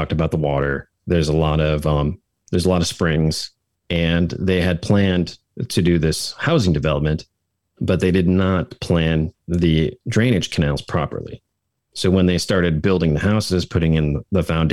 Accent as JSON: {"language": "English", "area": "about 90 minutes north of Madison", "region": "Wisconsin", "country": "United States", "tie": "born or raised there", "said": "I grew up about 90 minutes north of Madison, a small kind"}